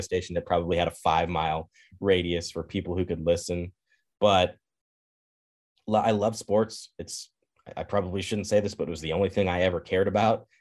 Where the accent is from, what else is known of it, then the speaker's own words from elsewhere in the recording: Kansas, United States; moved away as an adult; now in Madison, United States; I grew up in Kansas